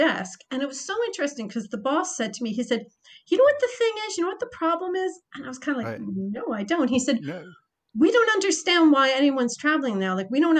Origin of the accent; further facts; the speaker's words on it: Croatia; English is a second language; That's why I came from Croatia.